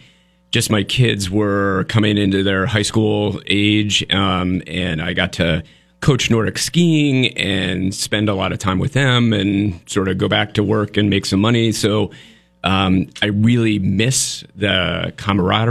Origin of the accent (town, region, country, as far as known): Vermont, United States; born or raised there